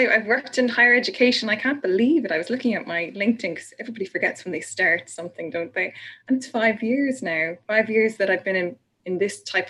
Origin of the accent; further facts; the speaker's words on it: Ireland; I'm Irish.